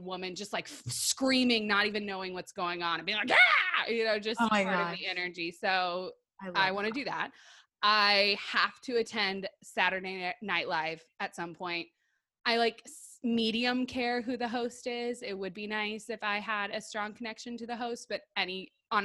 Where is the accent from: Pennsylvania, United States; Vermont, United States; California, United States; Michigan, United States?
Michigan, United States; Detroit; moved away; also born or lived in Texas; I grew up in Detroit